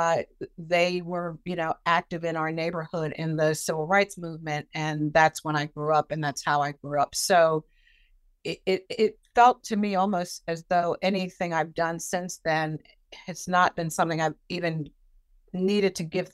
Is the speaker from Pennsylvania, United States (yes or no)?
yes; Philadelphia, Pennsylvania, United States; now in Boston, United States; I grew up in South Philadelphia, which at the time was a very close-knit community